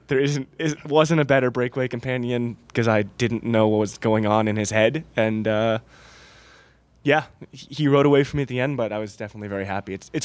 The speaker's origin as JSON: {"language": "English", "region": "Michigan", "country": "United States", "said": "I'm from Michigan"}